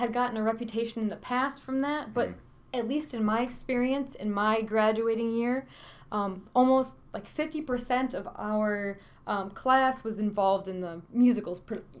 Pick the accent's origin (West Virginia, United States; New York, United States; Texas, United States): New York, United States; Westmoreland; I am from Westmoreland, New York.